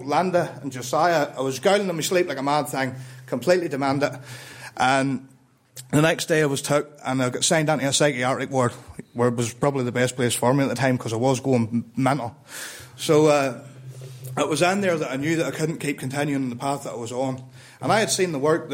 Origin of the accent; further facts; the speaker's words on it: Ballymena, Northern Ireland, United Kingdom; I'm from Northern Ireland, right? But I grew up in Ballymena